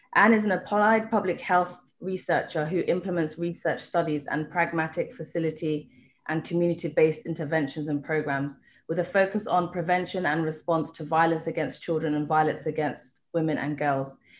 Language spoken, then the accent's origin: English; Kenya; being Kenyan and living here